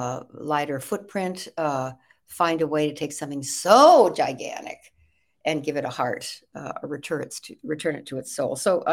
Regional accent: Evanston, Illinois, United States; born there; I was born in Chicago, outside of Chicago, in Evanston, Illinois. And my father was a big band leader in the big band days

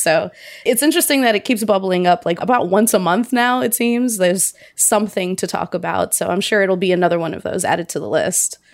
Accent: Cincinnati, Ohio, United States; moved away; also born or lived in Pittsburgh; I went back home where I grew up in Cincinnati

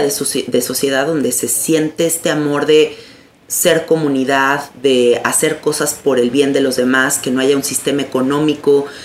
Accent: Mexico; el asunto es que es complicado ir siendo mexicano.

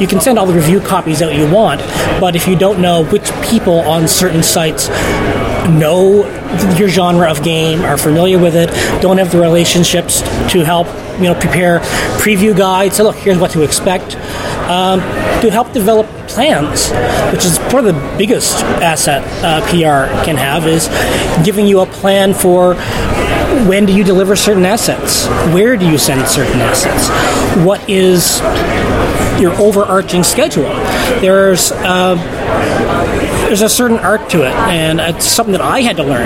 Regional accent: Canada; moved away as an adult; also born or lived in United States; I am from Canada. I lived in the U.S. for 10 years, and that's where I did most of my games journalism. But I'm born in Canada, and I live there again

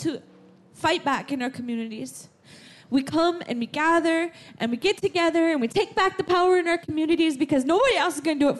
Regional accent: North Dakota, United States; I am from the United States in North Dakota.

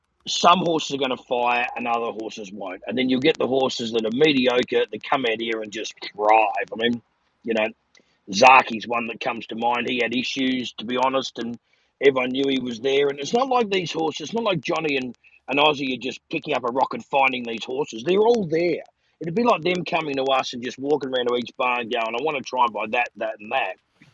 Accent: Australia; I mean, you ring up and you go, hi, I'm from Australia.

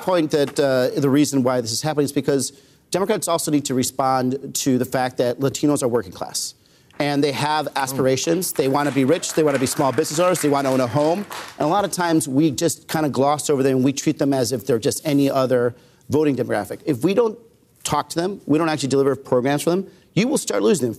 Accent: Arizona, United States; I grew up in Arizona

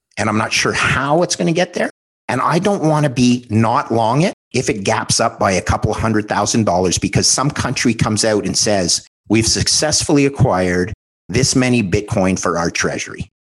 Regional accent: Montreal, Quebec, Canada; my hometown in Montreal

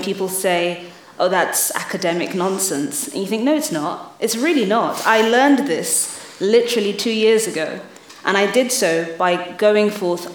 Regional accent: London, United Kingdom; also born or lived in Lagos, Nigeria; I grew up in London and in Lagos, in Nigeria.

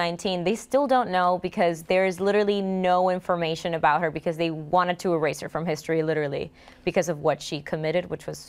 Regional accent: Trujillo Alto, Puerto Rico; moved away as an adult; also born or lived in Bayamón, Puerto Rico; now in New York, United States; But I was raised in Trujillo Alto.

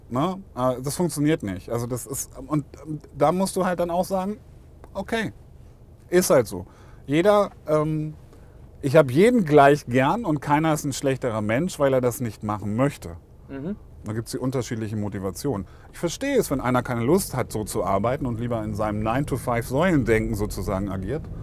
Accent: Lower Saxony, Germany; now in Stuttgart, Germany; Ich bin ja Niedersachse.

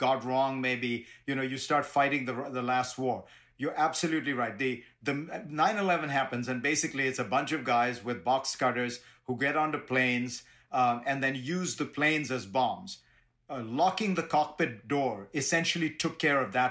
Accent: Mumbai, Maharashtra, India; now in New York City, United States; I grew up in Bombay and now live in New York City

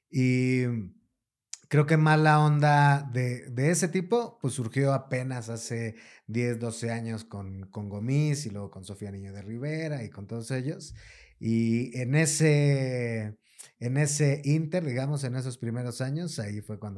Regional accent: Mexico City, Mexico

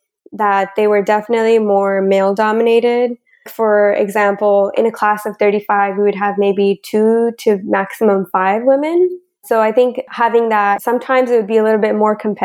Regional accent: Bakersfield, California, United States; moved away as an adult; also born or lived in Long Beach, California; now in Vancouver, Canada; I grew up in Bakersfield, California with my parents and three younger sisters

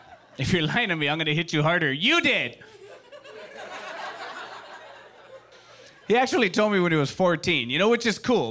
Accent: Los Angeles, California, United States; I am from East

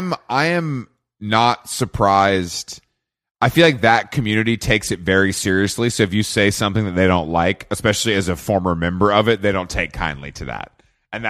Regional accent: the South, United States; And I grew up in the South. I'm familiar with this.

